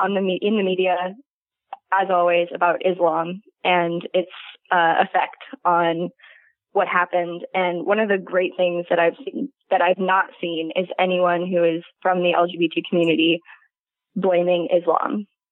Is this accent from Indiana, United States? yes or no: yes; Indianapolis, Indiana, United States; No, I'm from Indianapolis.